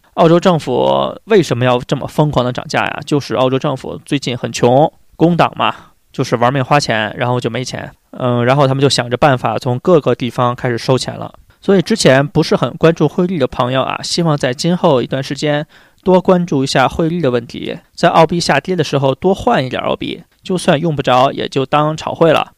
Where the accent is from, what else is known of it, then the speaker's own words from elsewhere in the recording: China; 我们中国人